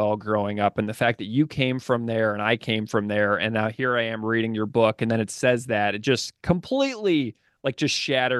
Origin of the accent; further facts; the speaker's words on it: Fenton, Missouri, United States; also born or lived in High Ridge; Yeah, I was born in High Ridge, Missouri, And which is another suburb of St. Louis. But then my parents moved to Fenton in 2000 or in 1983 when they bought a brand.